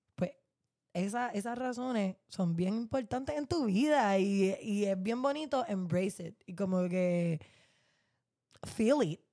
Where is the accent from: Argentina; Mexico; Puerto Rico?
Puerto Rico; como boricuas, como estudiantes